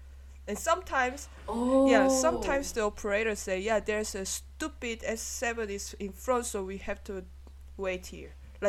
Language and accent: English; Munich, Bavaria, Germany; born and raised in Munich, so, like, this is not the problem to me, you know?